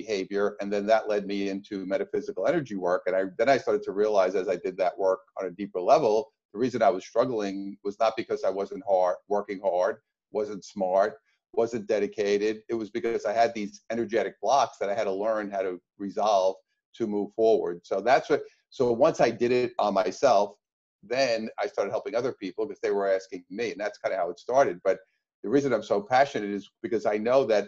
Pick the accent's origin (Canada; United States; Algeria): United States; New York; now in Orange County, United States; I'm from New York originally, and now I live up the road from you here in Orange County.